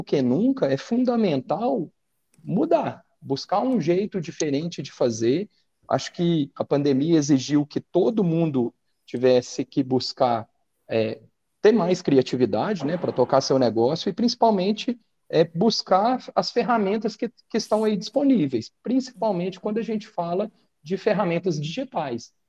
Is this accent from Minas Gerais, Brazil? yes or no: yes; Minas Gerais, Brazil; nós somos mineiros